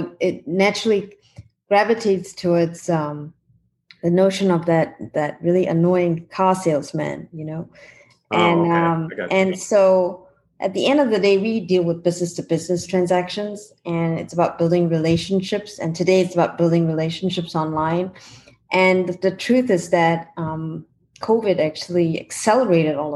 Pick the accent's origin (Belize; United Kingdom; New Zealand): New Zealand; now in California, United States; I'm from New Zealand